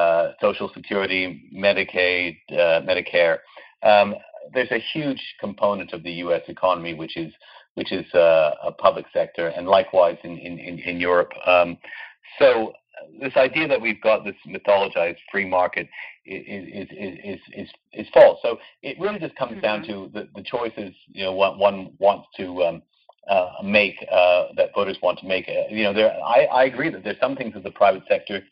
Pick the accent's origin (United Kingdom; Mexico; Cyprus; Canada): Canada; I come from Canada